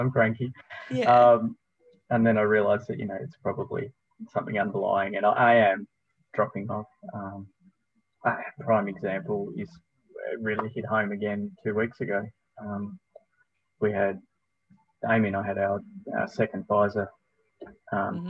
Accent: Tasmania, Australia; also born or lived in Melbourne / Spain; I'm born and bred Tasmanian

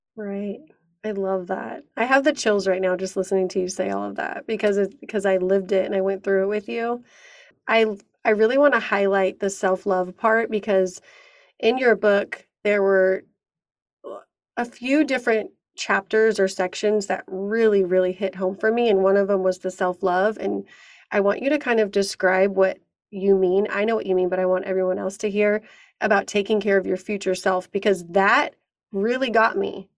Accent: San Diego, California, United States; we're both from San Diego

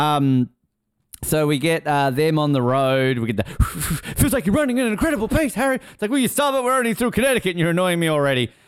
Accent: Australia; as an Australian uh, eight year old

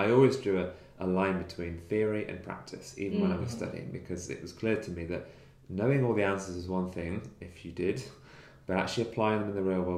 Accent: Nottingham, East Midlands, United Kingdom; from my hometown of Nottingham. So I grew up in Nottingham and spent 20 years there.

